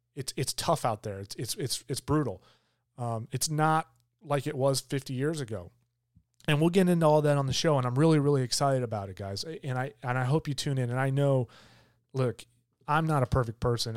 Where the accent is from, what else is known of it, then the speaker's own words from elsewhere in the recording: Michigan, United States; now in Georgia, United States; I grew up in Michigan